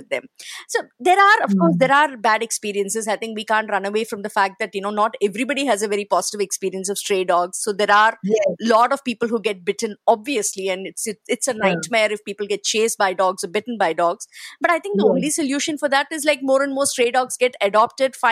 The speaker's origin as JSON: {"language": "English", "town": "Chennai", "region": "Tamil Nadu", "country": "India", "tie": "born or raised there", "moved": "as an adult", "lives_now": "Mumbai, India", "said": "I come from Chennai"}